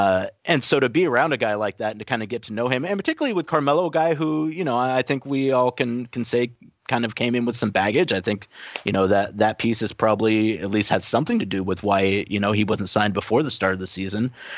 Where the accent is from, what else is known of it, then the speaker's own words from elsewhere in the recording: New York, United States; this is Portland and, you know, I'm from New York